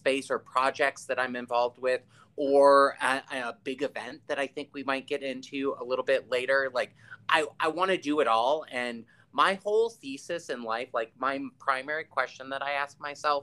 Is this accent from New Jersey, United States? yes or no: no; Palo Alto, California, United States; moved away; we're both from the Bay Area. And so for me, Miami right now is the closest that I ever felt to what being a kid in Palo Alto was.